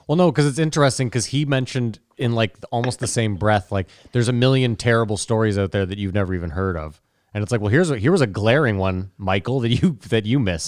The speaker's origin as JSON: {"language": "English", "country": "Canada", "said": "even as a Canadian"}